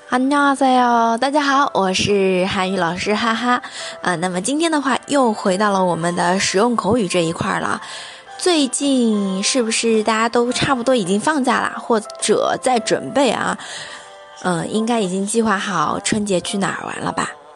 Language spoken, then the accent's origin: Chinese; China; 我们作为中国人啊